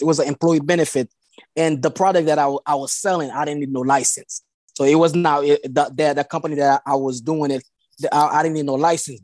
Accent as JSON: {"language": "English", "country": "Haiti", "tie": "born or raised there", "second_language": "English", "moved": "yes", "lives_now": "Delaware, United States", "said": "I was born in Haiti"}